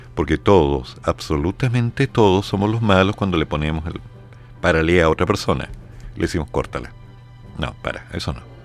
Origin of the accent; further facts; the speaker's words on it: Chile; me veían como un chileno